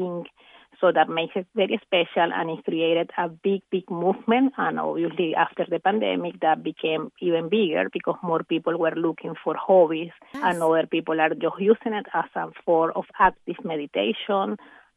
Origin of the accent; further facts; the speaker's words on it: Venezuela; moved away; back in Venezuela, my home country